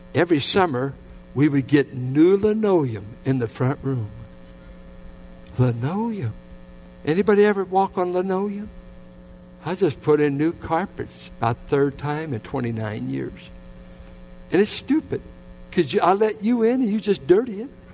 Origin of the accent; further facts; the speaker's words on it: Richmond, United States; I grew up in the Richmond Triangle